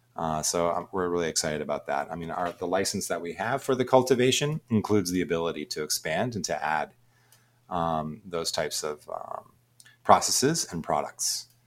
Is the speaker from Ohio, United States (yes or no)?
yes; Ohio, United States; moved away as an adult; also born or lived in Boston, Massachusetts; I'm actually from the Midwest originally and grew up in Ohio.